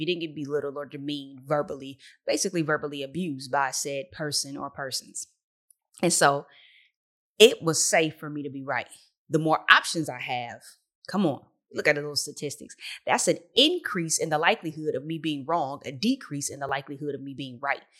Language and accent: English; Detroit, Michigan, United States; I'm from the Motor City three one three